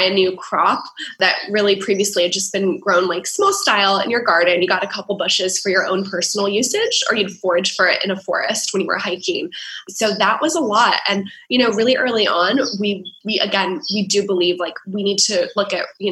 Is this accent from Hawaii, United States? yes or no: yes; Honolulu, Hawaii, United States; moved away; also born or lived in Dubai; We launched out of my hometown, Honolulu, on Oahu.